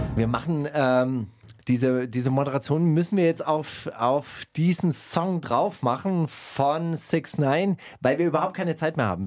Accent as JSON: {"language": "German", "area": "small town near Stuttgart", "region": "Baden-Württemberg", "country": "Germany", "moved": "yes", "lives_now": "Berlin, Germany", "said": "ich komme ja auch aus einer kleinen Stadt."}